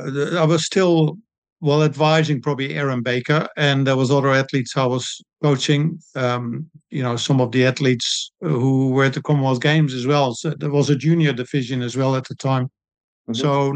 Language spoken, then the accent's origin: English; Netherlands; moved away as an adult; also born or lived in Blenheim, New Zealand; now in Christchurch, New Zealand; I was a swimmer and water polo player when I grew up in Holland. When I came to New Zealand in 1978